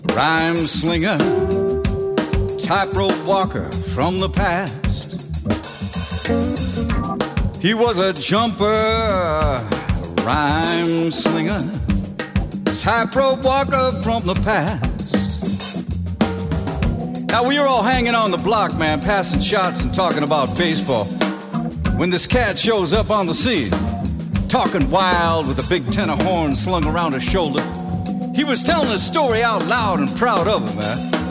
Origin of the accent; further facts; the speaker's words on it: Bronx, New York, United States; When I was a kid growing up in the Bronx, I used to jump from building to building.